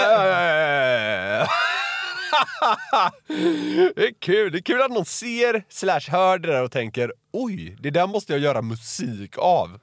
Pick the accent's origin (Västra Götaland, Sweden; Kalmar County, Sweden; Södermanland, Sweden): Västra Götaland, Sweden; Gothenburg; Jag är ju från Göteborg.